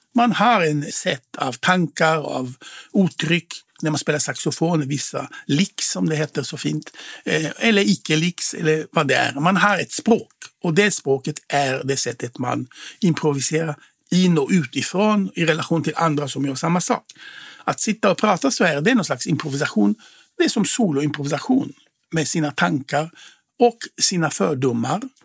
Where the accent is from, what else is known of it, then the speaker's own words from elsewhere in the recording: Israel; Swedish is a second language; moved away as an adult; now in Sweden; jag är född i Israel och svenska är inte mitt modersmål